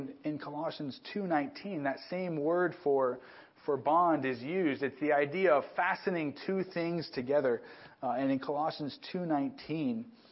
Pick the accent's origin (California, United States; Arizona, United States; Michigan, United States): California, United States; Southern; moved away as an adult; also born or lived in New Mexico; a kid growing up in Southern California, which is one big city, to move to a town of about 12,000 people